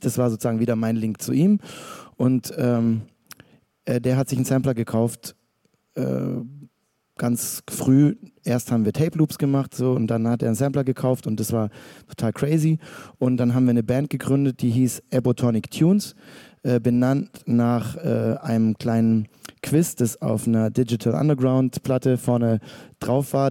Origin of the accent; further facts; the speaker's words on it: Stuttgart, Baden-Württemberg, Germany; ich und noch so andere Stuttgarter